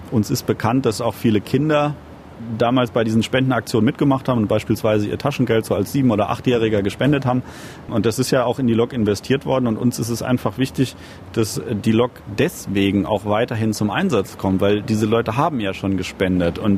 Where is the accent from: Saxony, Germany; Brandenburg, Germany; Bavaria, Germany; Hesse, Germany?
Hesse, Germany; Lorsbach; Also meine Hausstrecke tatsächlich, wo ich aufgewachsen bin, ist der Bahnhof Lorsbach und der liegt an der Strecke zwischen Frankfurt und Limburg.